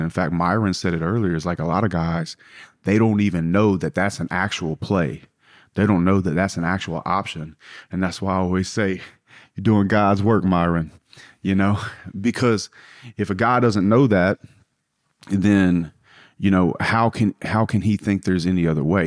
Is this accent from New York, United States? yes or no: no; South Louisiana, United States; I grew up in South Louisiana